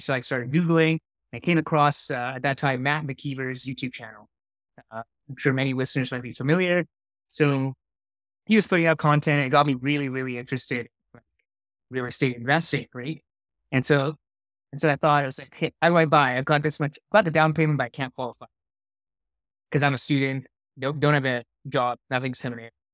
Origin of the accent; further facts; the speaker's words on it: Singapore; now in Calgary, Canada; I grew up in Singapore, so a long ways from here.